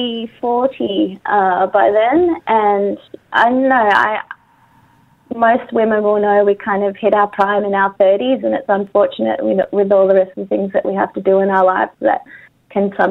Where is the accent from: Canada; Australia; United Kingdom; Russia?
Australia; I am Australian and I love my country